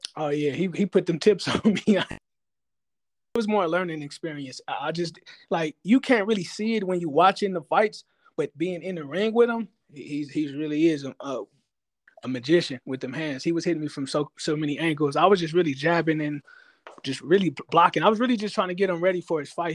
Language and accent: English; Inglewood, California, United States; I'm from Inglewood.